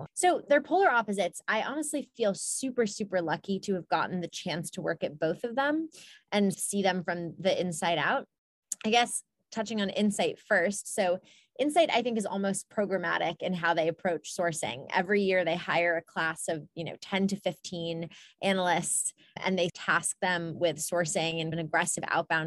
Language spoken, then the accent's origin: English; Ann Arbor, Michigan, United States; I grew up in Ann Arbor, Michigan.